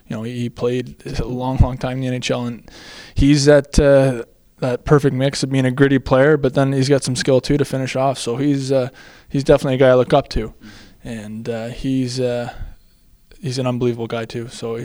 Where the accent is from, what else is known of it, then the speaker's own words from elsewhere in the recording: Whitby, Ontario, Canada; I'm from Whitby, Ontario. It's just on the other side of Toronto, Ontario